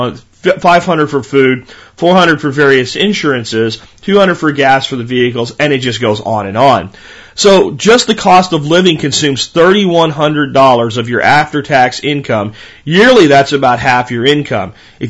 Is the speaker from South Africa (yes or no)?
no; Canada; Remember, I'm Canadian.